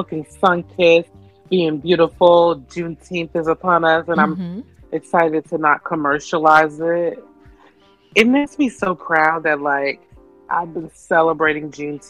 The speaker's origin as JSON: {"language": "English", "town": "Cleveland", "region": "Ohio", "country": "United States", "tie": "born or raised there", "said": "growing up in Cleveland"}